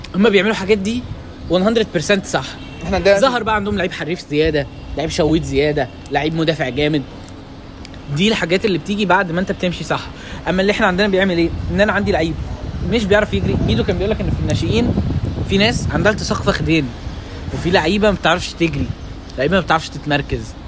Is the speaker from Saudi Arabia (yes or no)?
no; Egypt; عندنا في مصر